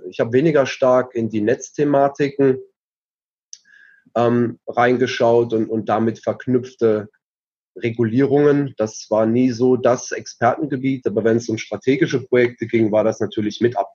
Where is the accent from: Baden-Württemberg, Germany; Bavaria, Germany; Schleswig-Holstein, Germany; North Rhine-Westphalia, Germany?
Baden-Württemberg, Germany; Heidelberg; moved away as an adult; now in Switzerland; Ich komme ursprünglich aus Deutschland. Ja. Bin in, in Heidelberg groß geworden, in äh, Mannheim an die Universität gegangen, habe dort äh, Wirtschaftsinformatik studiert.